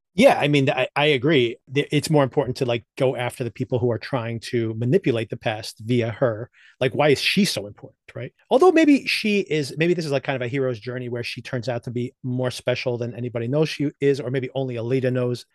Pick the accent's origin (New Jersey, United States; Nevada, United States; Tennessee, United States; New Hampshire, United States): New Jersey, United States; right here in New Jersey, my home state